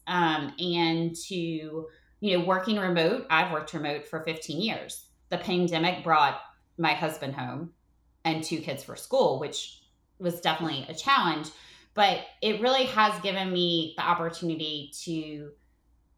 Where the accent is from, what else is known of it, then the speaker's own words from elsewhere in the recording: North Carolina, United States; moved away as an adult; now in Atlanta, United States; my husband's from Baltimore and I grew up in North Carolina